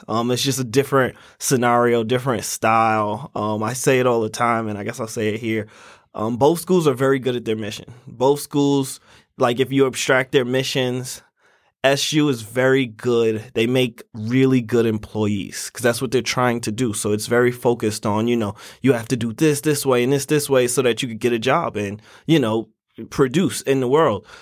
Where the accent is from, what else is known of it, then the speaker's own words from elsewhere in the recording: New York City, New York, United States; moved away as an adult; now in Syracuse, United States; I was born in Brooklyn, New York